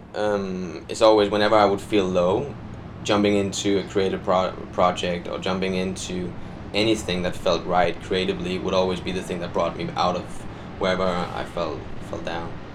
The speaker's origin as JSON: {"language": "English", "country": "Denmark", "second_language": "English", "moved": "as an adult", "lives_now": "London, United Kingdom", "said": "I'm from Denmark"}